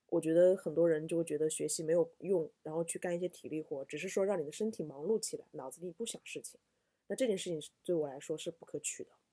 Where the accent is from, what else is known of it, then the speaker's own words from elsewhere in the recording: South, southern China, China; 我是南方人